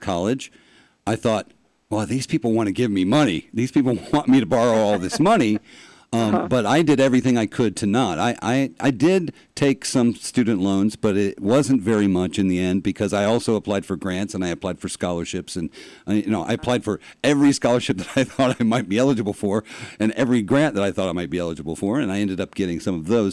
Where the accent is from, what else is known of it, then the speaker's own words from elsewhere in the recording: Florida, United States; I was born and raised in Florida. I went to school here